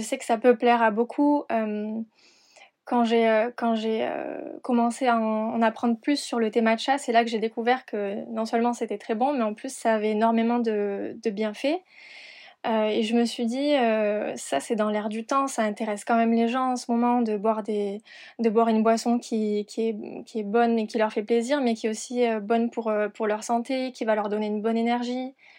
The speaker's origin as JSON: {"language": "French", "town": "Perpignan", "region": "Occitania", "country": "France", "also_born_or_lived": "Montpellier / London / Argentina / Hong Kong", "moved": "yes", "lives_now": "Paris, France", "said": "Je suis originaire de Perpignan"}